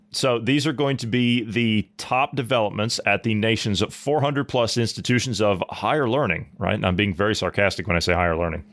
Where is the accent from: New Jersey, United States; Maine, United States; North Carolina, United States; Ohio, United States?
Ohio, United States; my home state of Ohio